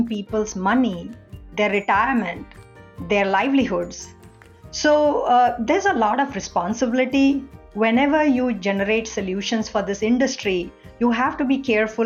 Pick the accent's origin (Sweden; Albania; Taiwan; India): India; moved away as an adult; also born or lived in United Kingdom; now in United States; I grew up in India